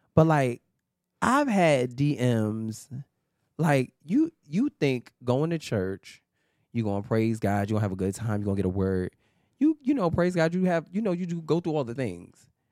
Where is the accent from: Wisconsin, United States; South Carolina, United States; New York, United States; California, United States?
New York, United States; New York City; a Harlem, New York native. Uh, yeah, born and raised in New York